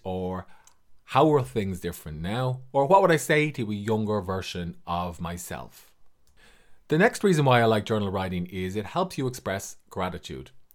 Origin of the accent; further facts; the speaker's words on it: Ireland; I'm an author from Ireland